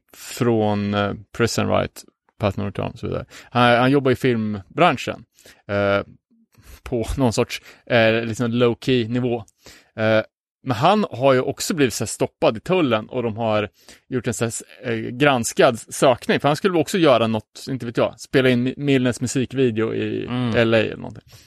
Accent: Umeå, Västerbotten County, Sweden; hemma i Umeå

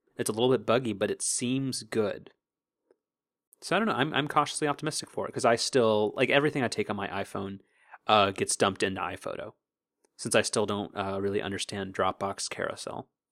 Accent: Southern California, United States; we're from Southern California

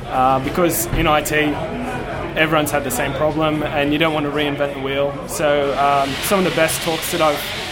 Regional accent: Wollongong, New South Wales, Australia; Well, I was born in Wollongong and I love the beach and I don't like Sydney

